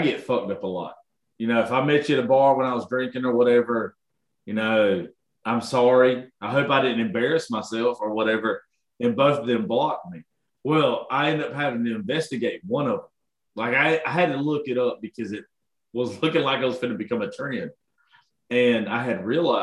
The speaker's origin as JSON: {"language": "English", "region": "Georgia", "country": "United States", "said": "I'm from Georgia"}